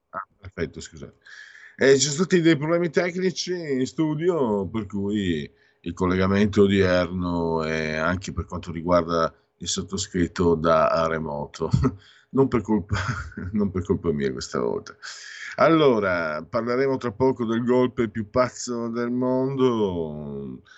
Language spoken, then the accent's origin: Italian; Friuli-Venezia Giulia, Italy; io vengo dal Friuli